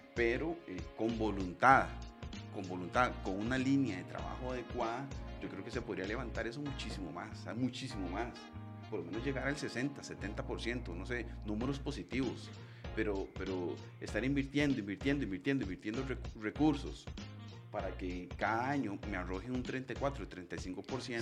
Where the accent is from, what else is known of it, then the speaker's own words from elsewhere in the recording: Costa Rica; los costarricenses y las personas que viven en nuestro país